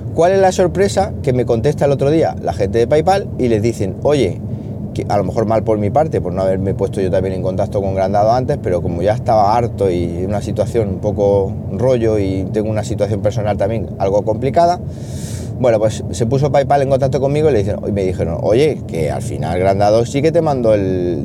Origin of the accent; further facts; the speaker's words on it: Siles, Andalusia, Spain; moved away; Siles, que ya sabéis que es mi pueblo y San Roque mi patrón